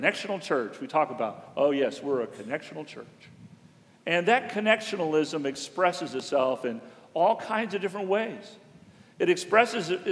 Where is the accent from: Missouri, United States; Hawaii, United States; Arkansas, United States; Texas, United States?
Texas, United States; Houston; we both grew up in Houston